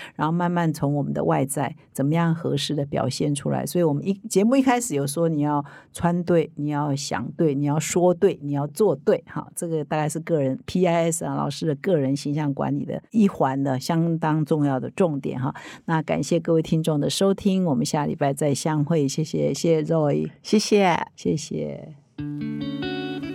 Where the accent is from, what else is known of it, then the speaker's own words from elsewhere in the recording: Taiwan; 我们台湾人